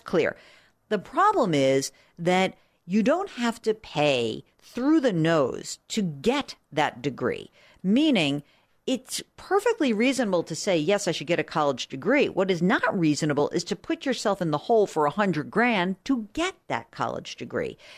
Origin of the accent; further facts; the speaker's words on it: outside of New York, United States; I grew up outside of New York